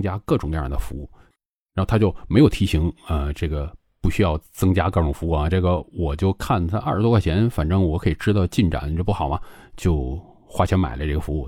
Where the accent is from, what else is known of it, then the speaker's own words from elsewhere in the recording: China; now in Guangzhou, China; 作为一个中国人啊，现在我生活在广州